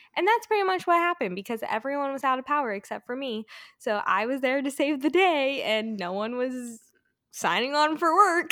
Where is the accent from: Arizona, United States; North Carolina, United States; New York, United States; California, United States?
California, United States; moved away; also born or lived in Colorado; I'm from California